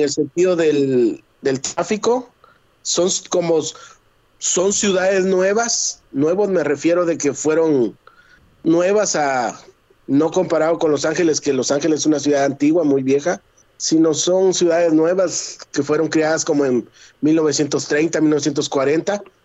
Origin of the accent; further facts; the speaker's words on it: Guatemala; now in United States; Yo soy guatemalteco